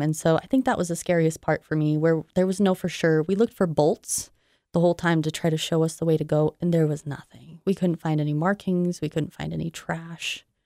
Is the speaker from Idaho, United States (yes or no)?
yes; Idaho Falls, Idaho, United States; I am from Idaho Falls